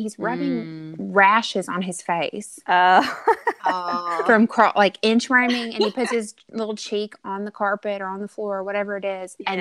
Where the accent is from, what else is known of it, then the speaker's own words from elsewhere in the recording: Arkansas, United States; born and raised in Arkansas